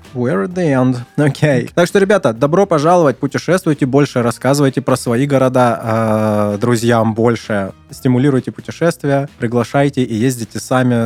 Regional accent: Krasnodar, Krasnodar Krai, Russia; У нас сравнительно много э, nightclubs, всяких всяких restaurants

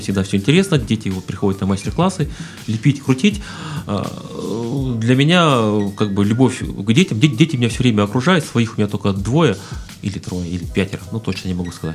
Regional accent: Siberia, Russia; moved away; also born or lived in Kuban; у меня род, предки из Кубани, я сам родился в Сибири

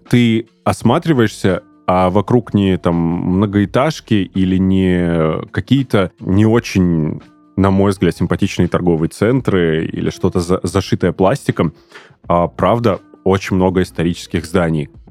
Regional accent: Pyatigorsk, Stavropol Krai, Russia; moved away as an adult; now in Krasnodar, Russia; там провел свое детство, примерно 6, если не ошибаюсь, лет, и до 21 года жил там, учился, работал

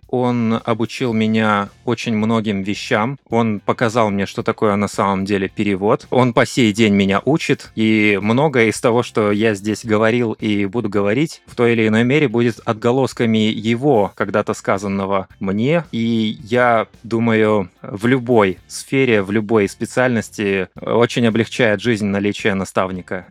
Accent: Kazakhstan; Он по-прежнему закреплен у нас э, на уровне официального языка в нашей стране. Многие говорят и на русском, и на казахском.

